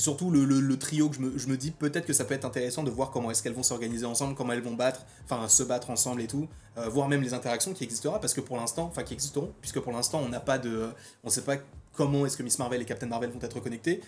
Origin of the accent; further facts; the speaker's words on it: France; en tant que Français, en fait, on a grandi aussi en partie avec la voix de Donald Renew